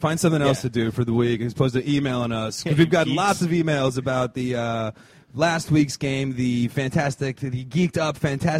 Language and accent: English; New Jersey, United States; growing up in Jersey, Northeast.